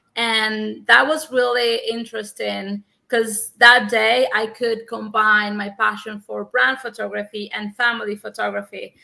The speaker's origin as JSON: {"language": "English", "country": "Cuba", "also_born_or_lived": "Havana", "second_language": "English", "moved": "as an adult", "lives_now": "United States", "said": "I'm from Cuba and I was a teacher of English for nine years at a university in Havana"}